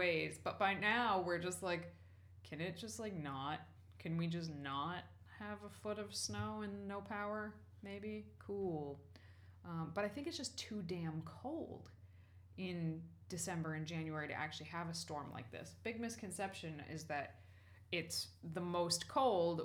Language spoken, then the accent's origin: English; New England, United States; I was born in New England. I've spent almost all my life in New England